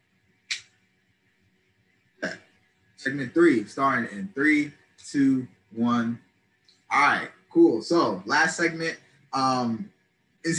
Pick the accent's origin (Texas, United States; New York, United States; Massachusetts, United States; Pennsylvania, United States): New York, United States; Long Island; now in Norfolk, United States; We're both from New York.